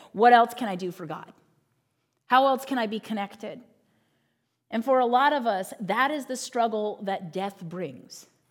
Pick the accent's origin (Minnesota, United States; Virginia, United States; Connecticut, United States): Virginia, United States; Northern; I grew up in Northern Virginia